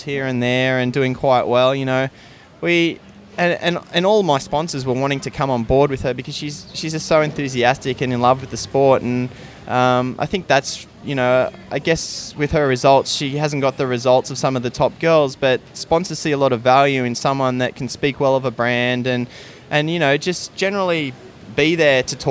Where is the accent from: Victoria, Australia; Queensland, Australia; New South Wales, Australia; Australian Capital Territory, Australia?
Queensland, Australia; Gold Coast; moved away; people that I went to school with or I grew up with on the Gold Coast